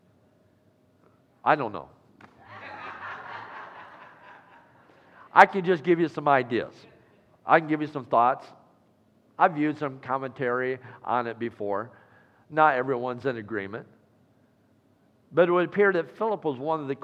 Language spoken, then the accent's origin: English; Iowa, United States; moved away; my home state of Iowa